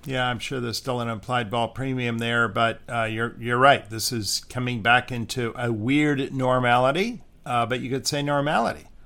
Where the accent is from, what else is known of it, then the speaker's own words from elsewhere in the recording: Santa Monica, California, United States; moved away; I was born in Santa Monica